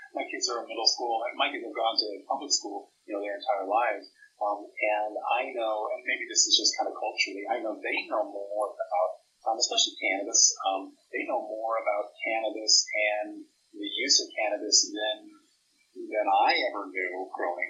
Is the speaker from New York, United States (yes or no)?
no; Northern California, United States; now in Nebraska, United States; growing up in Northern California